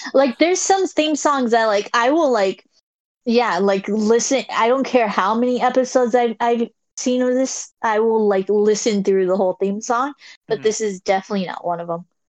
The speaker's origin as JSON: {"language": "English", "region": "California", "country": "United States", "said": "I'm I'm from California"}